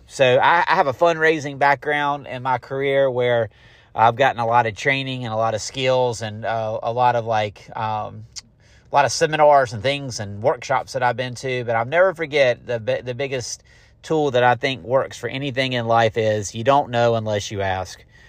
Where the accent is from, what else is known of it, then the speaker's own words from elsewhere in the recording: Garner, North Carolina, United States; now in Fuquay-Varina, United States; I am from Garner